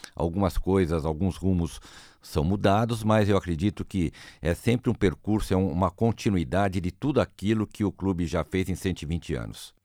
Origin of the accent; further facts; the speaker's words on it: Brazil; Eu, como brasileiro